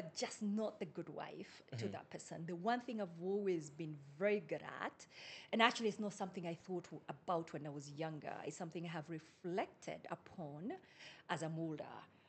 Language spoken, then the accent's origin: English; Nakuru, Nakuru County, Kenya; moved away as an adult; also born or lived in United States; So I come from a financial background, born and raised in Akuru, went to the US, studied finance, worked Fortune 500 in finance. Mm-hmm. After 16 years, decided to come back home